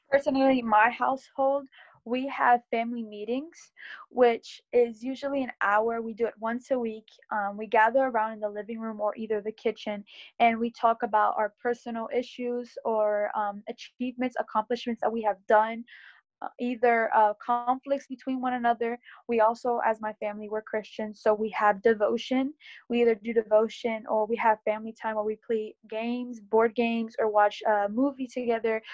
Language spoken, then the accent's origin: English; Berks County, Pennsylvania, United States; I am from Berks County in Pennsylvania